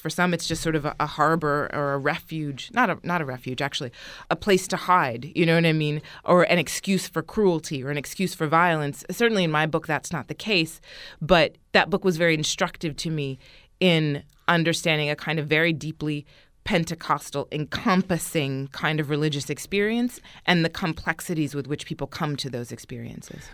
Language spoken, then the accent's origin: English; United States; also born or lived in Florence, Italy; I'm American